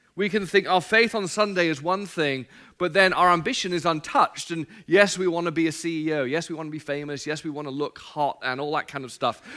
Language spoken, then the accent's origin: English; England, United Kingdom; now in United States; I'm not from America. My wife's Australian. I'm from England